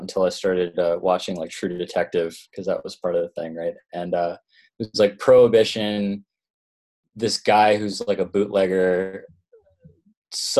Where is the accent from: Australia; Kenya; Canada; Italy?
Canada; Toronto, Ontario; moved away as an adult; also born or lived in Vancouver; I'm originally from Canada. I grew up in Toronto